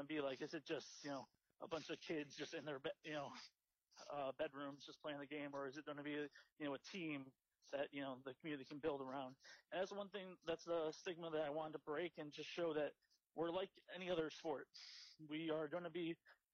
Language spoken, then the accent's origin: English; Chicago, Illinois, United States; I'm from Chicago